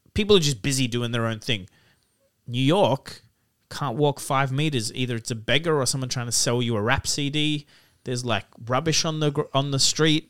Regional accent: Lebanon; now in Sydney, Australia; I grew up in Lebanon, a real third world country

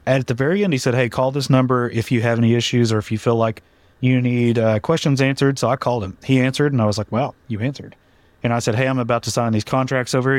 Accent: Duncan, Oklahoma, United States; I'm from Duncan, Oklahoma, middle of nowhere. No one's ever heard of it

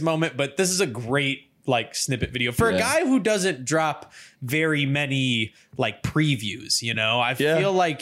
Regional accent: Louisville, Kentucky, United States; I'm from Louisville.

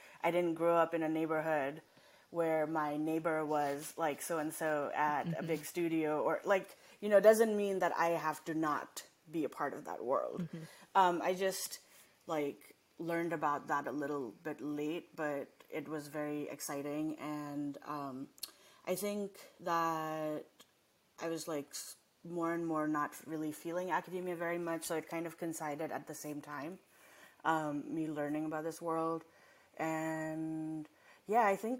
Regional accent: Nepal; also born or lived in Massachusetts, United States / Los Angeles, United States; now in United States; I didn't grow up here, and I grew up in Nepal, and then I came here

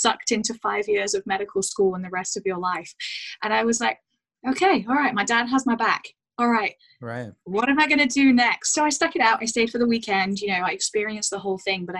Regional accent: United Kingdom; moved away as an adult; also born or lived in Banff, Alberta; now in Vancouver, Canada; I'm British, born and raised in the UK, between Manchester and Leeds

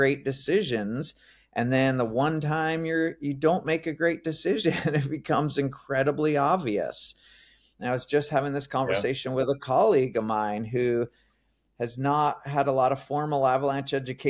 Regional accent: New Jersey, United States; moved away as an adult; I grew up in New Jersey, so kind of kid of the suburbs

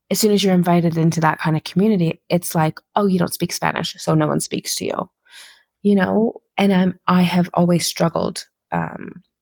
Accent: Qatar; I grew up in Qatar. A lot of my my the ways that I kind of live my life now are very um I think Qatar had a lot of influence on me

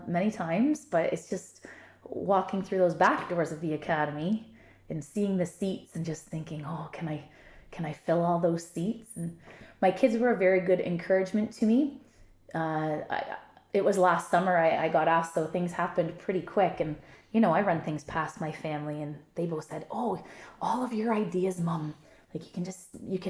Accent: Niagara Falls, Ontario, Canada; moved away; We've both said we're from Niagara Falls. I love Niagara Falls. I still go back to visit frequently. My family still lives there.

